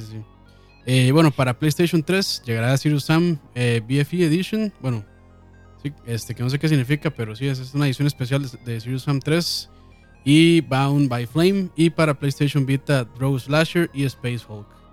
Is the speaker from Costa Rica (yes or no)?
yes; Costa Rica; nosotros somos de Costa Rica